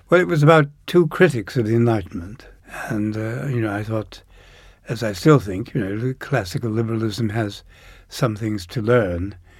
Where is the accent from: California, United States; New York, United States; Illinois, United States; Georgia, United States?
Illinois, United States; Downers Grove; also born or lived in Chicago; just outside Chicago in, in a suburb called Downers Grove.